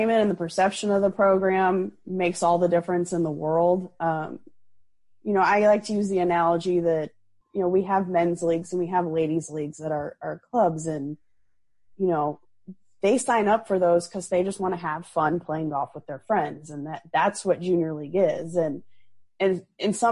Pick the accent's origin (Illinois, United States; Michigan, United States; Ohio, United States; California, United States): Illinois, United States; where I grew up in Illinois